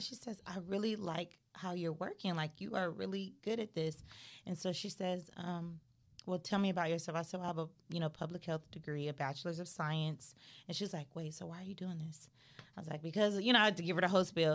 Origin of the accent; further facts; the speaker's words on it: Los Angeles, California, United States; I'm from Crenshaw area.